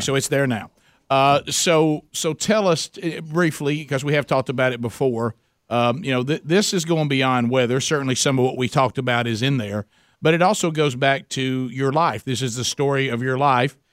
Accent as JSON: {"language": "English", "area": "Calhoun County", "region": "Alabama", "country": "United States", "said": "I come from Calhoun County, Alabama"}